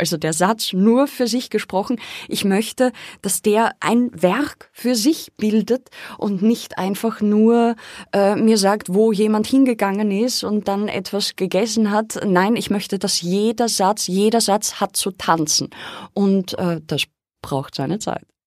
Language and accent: German; Austria; Ich bin dort aufgewachsen am Dorf